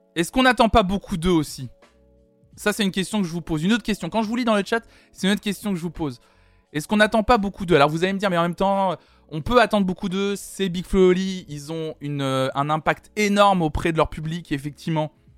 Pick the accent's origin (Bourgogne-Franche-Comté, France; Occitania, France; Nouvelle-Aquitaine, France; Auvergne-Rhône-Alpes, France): Occitania, France; Toulouse; je suis toulousaine